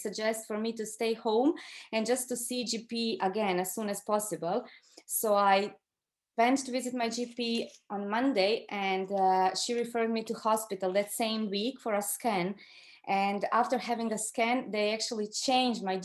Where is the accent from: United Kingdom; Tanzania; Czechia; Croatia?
Croatia; moved away as an adult; now in Ireland; I'm from Croatia originally